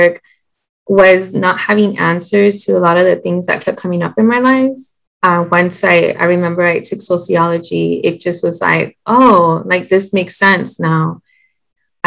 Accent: San Antonio, Texas, United States; I'm from San Antonio, Texas

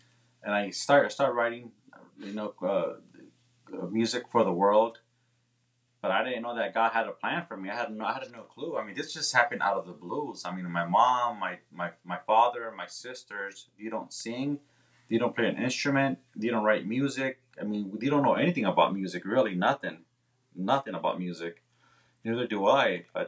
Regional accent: Corona, California, United States; also born or lived in Milwaukee, Wisconsin / Missouri / Indiana; now in Chicago, United States; I was born in Milwaukee, Wisconsin, and I was raised in Corona, California. That's where I went to my last year of elementary, junior high, and high school. And we pretty much moved there to Missouri. Then I moved to Indiana. And then I moved to Chicago.

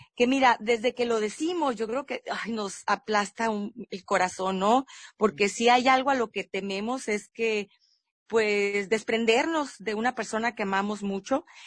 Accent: Mexico; nosotros como mexicanos

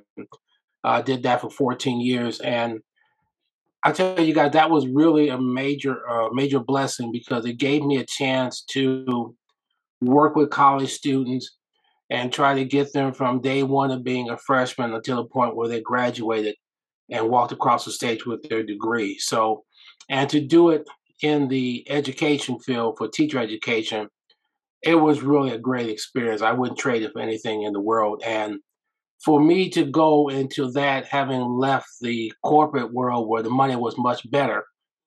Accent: Omaha, Nebraska, United States; I am from Omaha, Nebraska

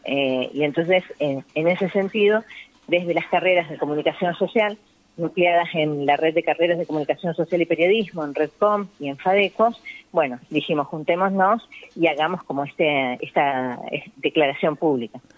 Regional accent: Argentina; todos los argentinos y las argentinas

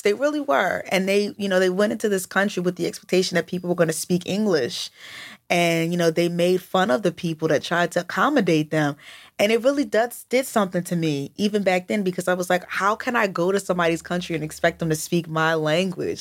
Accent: United States; I'm American

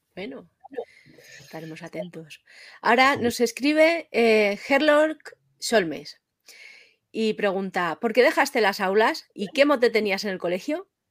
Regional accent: Madrid, Community of Madrid, Spain; yo que soy de Madrid

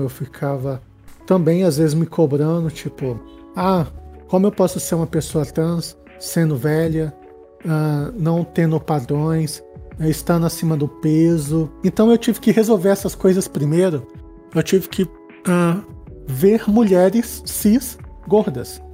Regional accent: Brasília, Federal District, Brazil; eu sou de Brasília, assim, aqui bem do quadradinho do Centro-Oeste

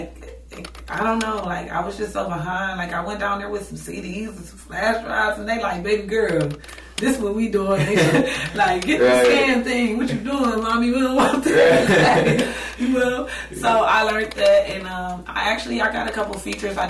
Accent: Cleveland, Ohio, United States; I've been in Cleveland all my life. I'm from Cleveland

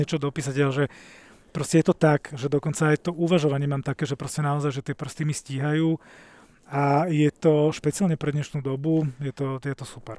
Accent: Bratislava, Bratislava Region, Slovakia; vyrastal som v blízkosti Račianského mýta v Bratislave

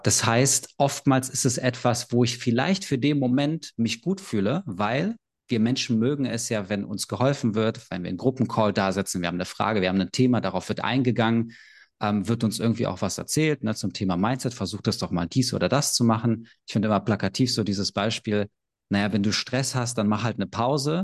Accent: Berlin, Germany; ich bin aus Berlin, ich bin 32

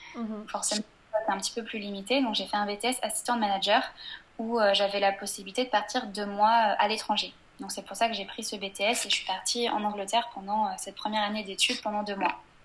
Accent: Angers, Pays de la Loire, France; moved away as an adult; also born or lived in Le Mans / Tours / England; now in Lyon, France; je suis née et j'ai grandi sur Angers

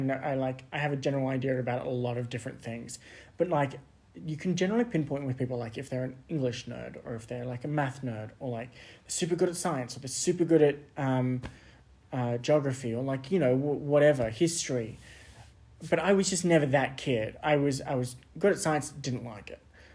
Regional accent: Sydney, New South Wales, Australia; born and raised in Sydney, grew up there

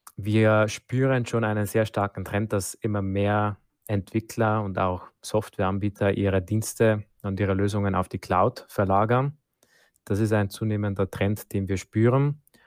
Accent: Germany; bei uns in Deutschland

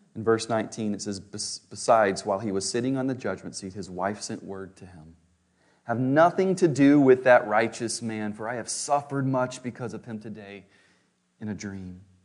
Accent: St. Louis, Missouri, United States; I was born in Saint Louis

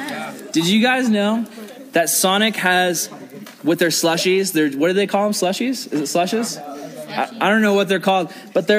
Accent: United States; As an American Christian

